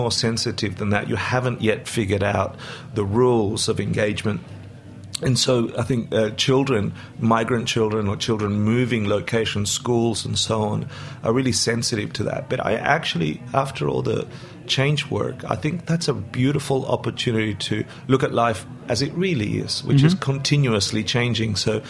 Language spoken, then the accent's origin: English; Argentina; now in Australia; my parents did something consciously that was really quite amazing, which was, from today on, we're Australian, we're no longer Argentinian. You're not allowed to speak Spanish at home.